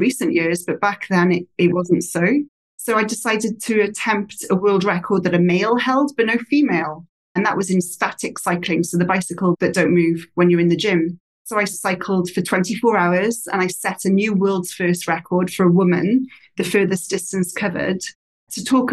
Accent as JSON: {"language": "English", "region": "Wales", "country": "United Kingdom", "also_born_or_lived": "Australia", "moved": "as an adult", "said": "back to Britain, where I'm originally from"}